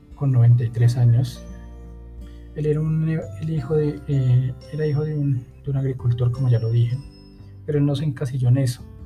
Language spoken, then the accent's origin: Spanish; Colombia; aquí en Colombia